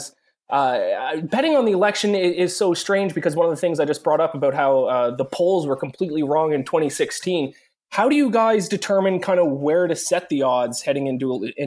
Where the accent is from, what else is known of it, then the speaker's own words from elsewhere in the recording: Canada; I'm Canadian